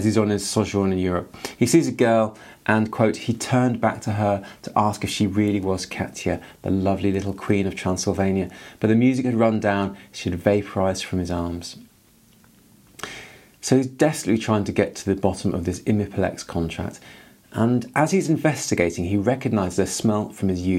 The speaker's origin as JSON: {"language": "English", "region": "England", "country": "United Kingdom", "said": "I'm from England"}